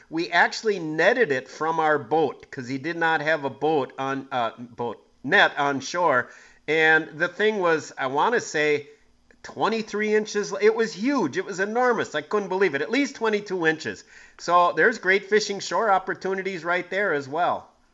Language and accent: English; Green Bay, Wisconsin, United States; growing up in Green Bay in the 70s